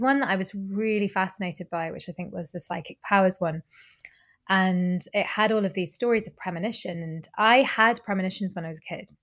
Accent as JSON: {"language": "English", "region": "Normandy", "country": "France", "tie": "born or raised there", "moved": "yes", "lives_now": "Glasgow, United Kingdom", "said": "I grew up in Normandy"}